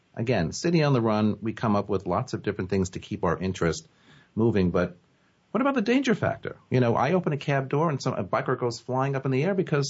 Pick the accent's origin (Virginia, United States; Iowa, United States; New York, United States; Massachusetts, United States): New York, United States; now in New York City, United States; one of the things I like best about being a New Yorker is the cultural diversity, because I came from a small town, you know, upstate, and, you know, everybody is sort of vanilla.